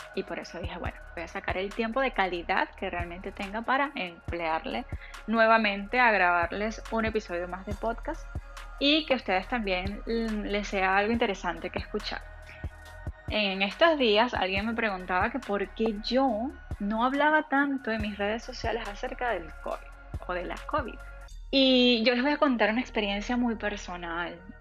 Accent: Venezuela; moved away; en Venezuela, de donde yo vengo

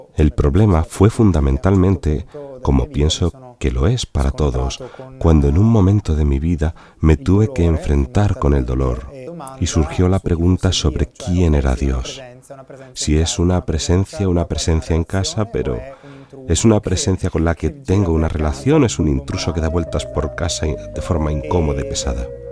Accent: Sicily, Italy; moved away as an adult; also born or lived in Rome / Milan; he recorrido toda Italia, porque soy de Sicilia, pero ya después del instituto vine a estudiar a Roma.

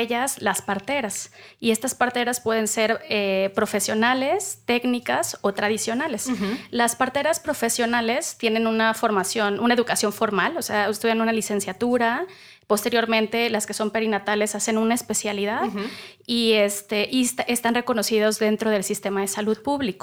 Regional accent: Veracruz, Mexico; soy veracruzana

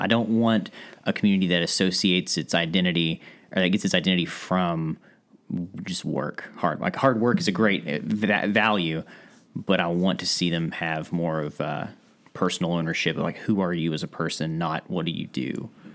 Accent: Ashland, Kentucky, United States; also born or lived in Boston area, Massachusetts; growing up in Ashland

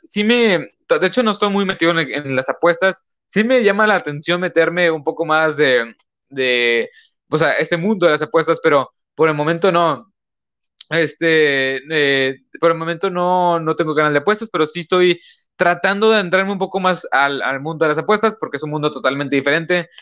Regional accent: northern Mexico, Mexico; Pues yo soy de México, yo soy de México, de aquí, este, de yo soy de México, yo soy mexicano, aquí estoy grabando del norte de México

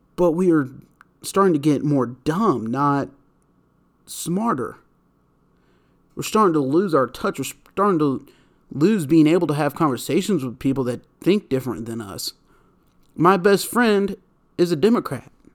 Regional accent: United States; I'm saying that as an American.

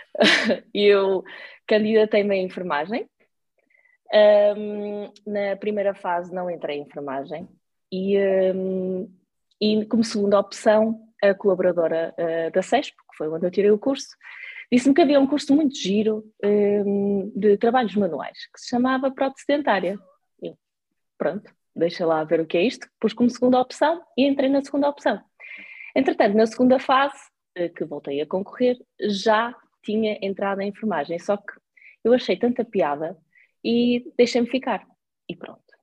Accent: Porto, Norte, Portugal; eu sou do Porto, uh, vivi lá quase a, a minha vida

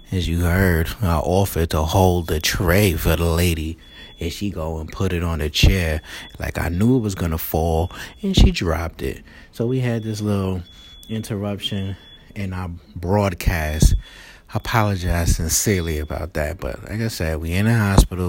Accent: New York City, New York, United States; I'm from Queens, New York

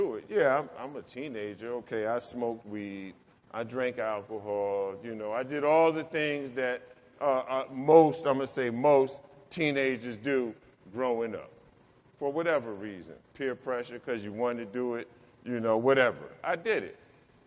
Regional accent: New York, United States; also born or lived in Newark, New Jersey; I grew up in New York

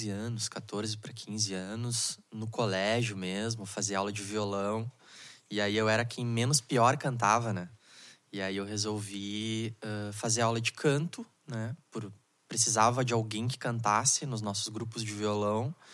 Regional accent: Porto Alegre, Rio Grande do Sul, Brazil; Consegui chegar vivo aqui em Canoas, né? Pra quem não sabe, eu sou de Porto

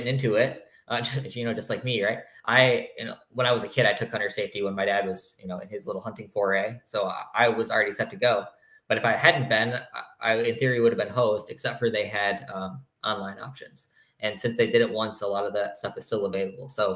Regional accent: Michigan, United States; I'm from Michigan

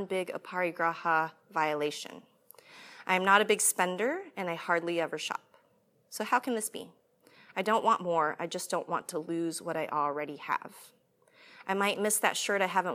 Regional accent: United States; I'm American

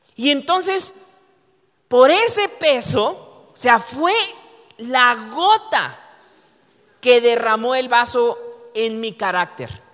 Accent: Mexico; tú y yo como mexicanos podemos tomar esa identidad

